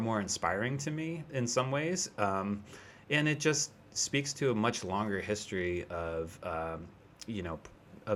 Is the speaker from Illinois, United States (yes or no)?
no; the Poconos, Pennsylvania, United States; moved away as an adult; also born or lived in New York City; now in California, United States; I grew up in the Poconos, which is like kind of a resort area in Pennsylvania